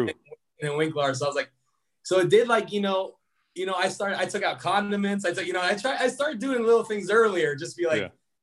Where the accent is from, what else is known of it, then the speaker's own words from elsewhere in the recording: Des Moines, Iowa, United States; I grew up in Des Moines, Iowa, which is only 5 hours away